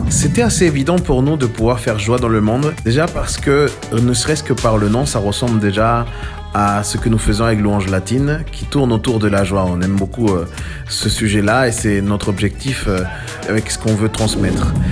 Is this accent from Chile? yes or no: yes; Chile; moved away; j'ai grandi au Chili